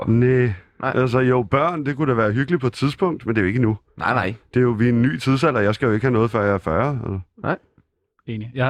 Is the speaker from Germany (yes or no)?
no; Copenhagen, Capital Region of Denmark, Denmark; Jeg er fra Østerbro. Du er fra Østerbro? Ja. Det er mondæne Østerbro. Det var det ikke dengang. Det var det ikke? Nej. Det var øh, stilagsarbejdere og tømmer hele lortet.